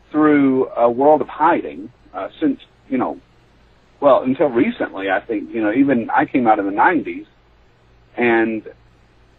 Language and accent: English; Tennessee, United States; I'm from the South, I'm from Tennessee